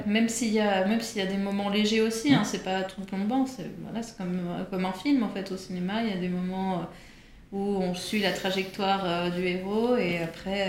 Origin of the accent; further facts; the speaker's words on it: Geneva, Switzerland; moved away as an adult; also born or lived in New York; now in Paris, France; je suis née à Genève. Mhm. J'ai fait euh, la fac à Genève